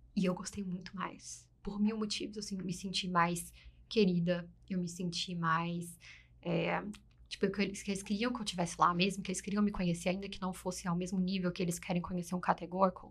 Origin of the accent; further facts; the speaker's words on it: Brazil; now in United States; a gente é brasileiro, a gente tem essas características